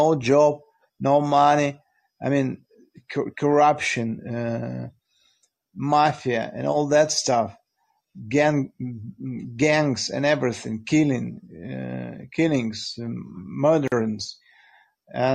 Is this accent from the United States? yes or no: no; Russia; I'm Russian